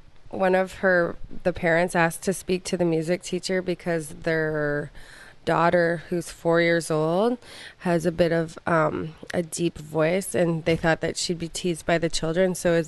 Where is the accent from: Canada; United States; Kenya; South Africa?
Canada; Pickering, Ontario; also born or lived in North York, Ontario; I was born in North York, but I was raised in Pickering, Ontario.